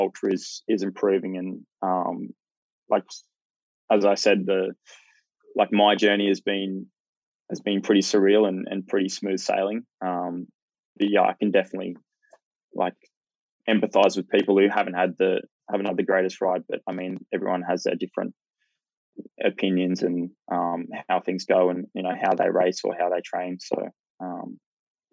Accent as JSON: {"language": "English", "town": "Hervey Bay", "region": "Queensland", "country": "Australia", "tie": "born or raised there", "moved": "yes", "lives_now": "Gold Coast, Australia", "said": "I grew up in Hervey Bay"}